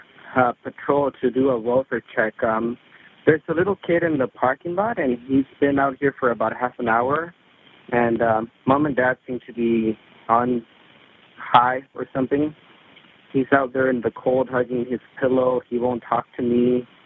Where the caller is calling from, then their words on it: Burbank, California, United States; I'm calling from the Quality Inn in Burbank.